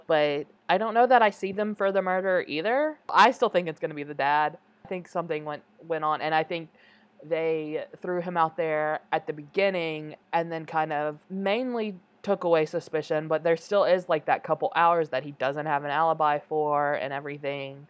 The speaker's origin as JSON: {"language": "English", "country": "United States", "said": "me as an American viewer"}